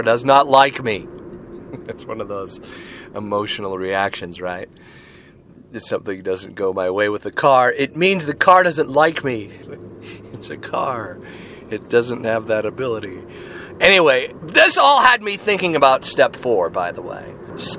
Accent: Seattle, Washington, United States; my hometown, right here in Seattle, Washington.

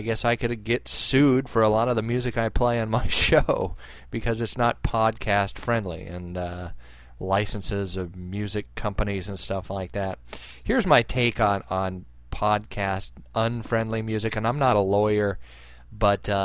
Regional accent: United States; as an American, I'm a patriot

